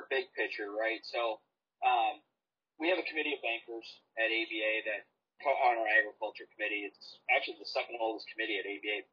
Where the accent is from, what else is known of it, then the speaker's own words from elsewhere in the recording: Maple Lake, Minnesota, United States; My hometown is 1,500 people, one stoplight, brick bank on the corner of Main and Elm.